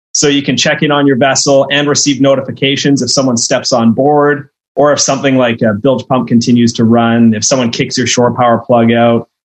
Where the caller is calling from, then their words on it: Victoria, British Columbia, Canada; Yeah, and I'm coming in from Victoria, BC, Canada, so I'm quite exotic.